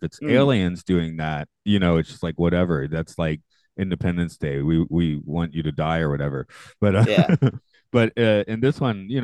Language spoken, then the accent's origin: English; Georgia, United States; I'm from Georgia.